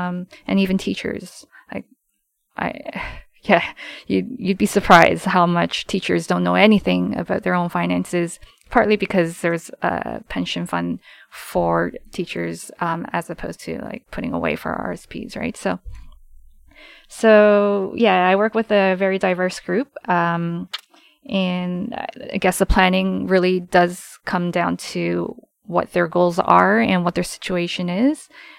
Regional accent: Canada; And I was born and raised in Canada for the most part, so.

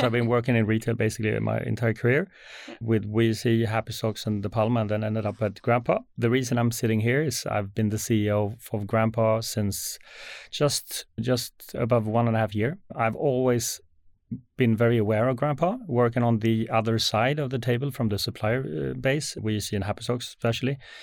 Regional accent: Sweden; as a Swede

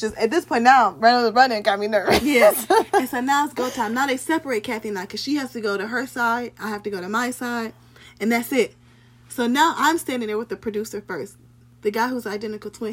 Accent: Ohio, United States; I am from Ohio

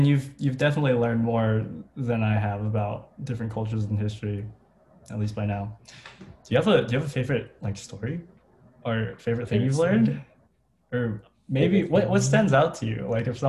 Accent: Philippines; okay, I'm Filipino, but I don't really know mm-hmm. that much about

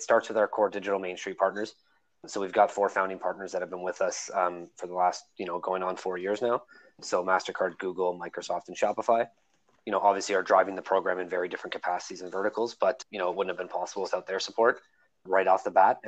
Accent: Toronto, Ontario, Canada; born and raised in Scarborough

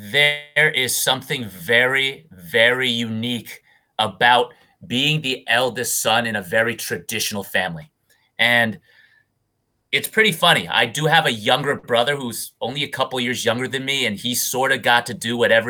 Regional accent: Orange, Connecticut, United States; moved away as an adult; now in Taiwan; We emigrated to the U.S., primarily the East Coast, and I grew up in Connecticut, which is about an hour away from New York City. And I grew up in this nice, I guess, upper middle class area, white picket fences and all that stuff.

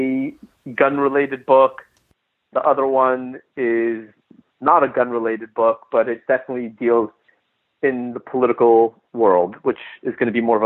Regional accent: Los Angeles, California, United States; now in Texas, United States; I grew up in Los Angeles

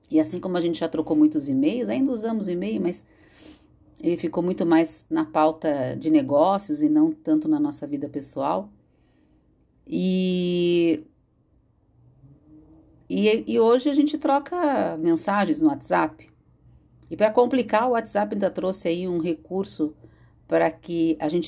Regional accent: São Paulo, Brazil; born there; Morava em São Paulo, nasci em São Paulo

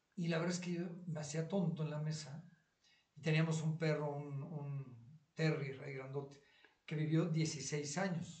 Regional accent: Mexico City, Mexico; nosotros crecimos en esa cuadra, es mi barrio. Yo crecí, yo estuve ahí desde mi yo, nací en Mitla y Cumbres de Maltrata

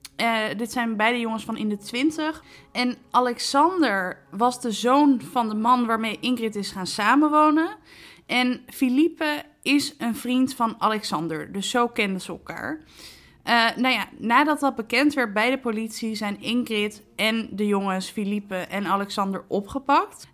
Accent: Netherlands

